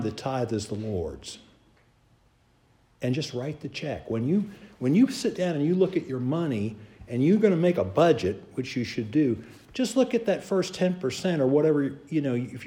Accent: Charleston, South Carolina, United States; I grew up in Charleston, South Carolina

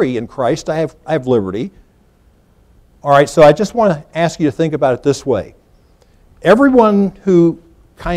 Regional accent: United States; as an American

